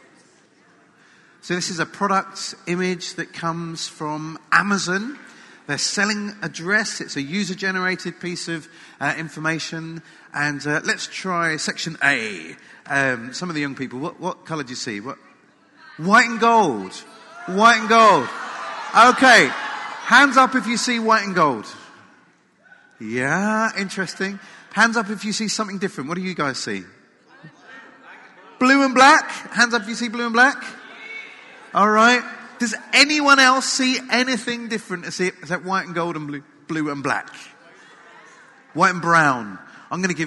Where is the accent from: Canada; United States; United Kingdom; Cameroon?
United Kingdom; England; as an Englishman